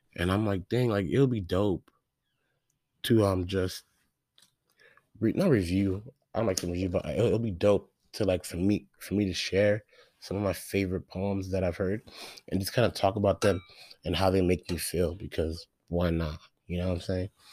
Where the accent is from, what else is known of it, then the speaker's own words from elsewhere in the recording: Phoenix, Arizona, United States; I'm from Phoenix, Arizona